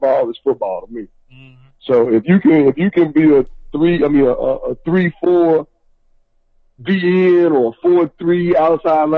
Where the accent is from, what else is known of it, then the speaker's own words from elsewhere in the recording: Memphis, Tennessee, United States; now in Atlanta, United States; I'm originally from Memphis